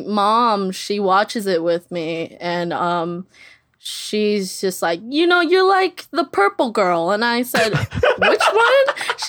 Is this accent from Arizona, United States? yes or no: no; California, United States; And I'm like, nope, I've lived in the Valley since I was 3 years old.